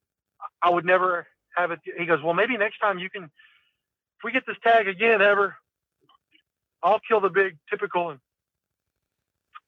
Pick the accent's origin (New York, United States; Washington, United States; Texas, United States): Texas, United States; I'm a Texan